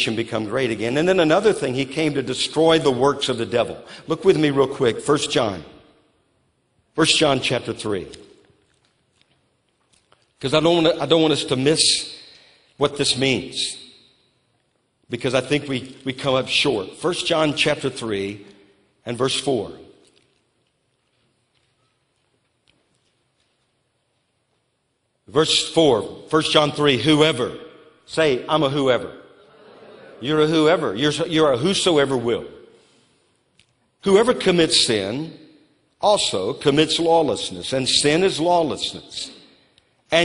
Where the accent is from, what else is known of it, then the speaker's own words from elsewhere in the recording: Louisiana, United States; also born or lived in New Orleans; now in Moravian Falls, United States; I grew up in Louisiana